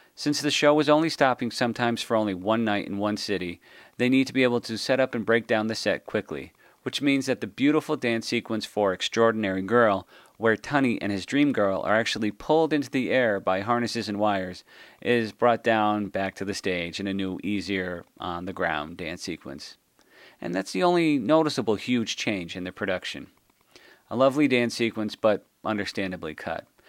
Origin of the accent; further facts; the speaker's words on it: Chicago, Illinois, United States; being a Chicagoan, a punk rock Chicagoan